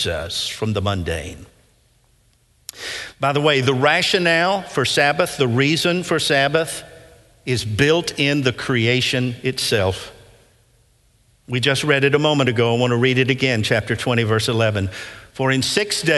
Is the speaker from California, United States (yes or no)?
no; Nashville, Tennessee, United States; I grew up in West End, in the West End area, off of Whitland Avenue, Blakemore United Methodist Church there